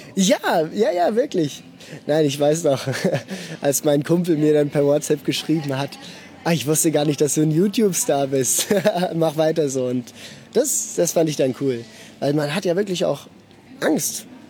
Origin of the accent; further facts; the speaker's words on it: Basel, Basel-Stadt, Switzerland; ich bin in Basel geboren und aufgewachsen.